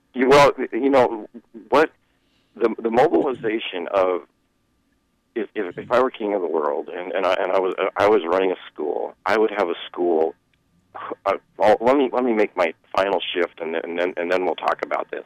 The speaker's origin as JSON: {"language": "English", "town": "Seattle", "region": "Washington", "country": "United States", "tie": "born or raised there", "said": "I grew up in Seattle"}